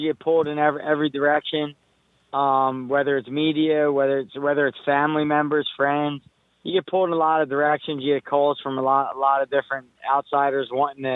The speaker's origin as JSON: {"language": "English", "country": "United States", "said": "I'm Puerto Rican, but the fact remains, I'm from America, and I'm American"}